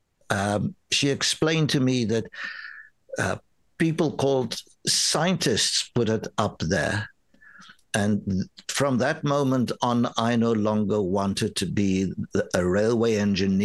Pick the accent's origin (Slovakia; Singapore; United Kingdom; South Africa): South Africa; first language Afrikaans; English is a second language; moved away as an adult; also born or lived in New York, United States; now in Canada; growing up in South Africa